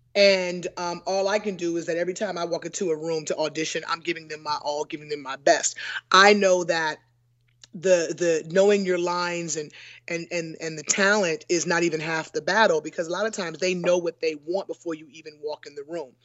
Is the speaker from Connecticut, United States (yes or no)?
no; Newport News, Virginia, United States; moved away as an adult; also born or lived in Los Angeles, California / Atlanta, Georgia; I grew up in Newport News, Virginia